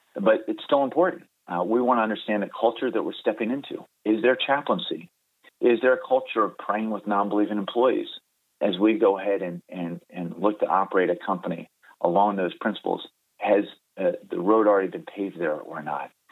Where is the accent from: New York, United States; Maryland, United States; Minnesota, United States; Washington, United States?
Maryland, United States; Baltimore; moved away as an adult; also born or lived in Delaware / North Carolina; now in California, United States; I grew up in Baltimore, Maryland.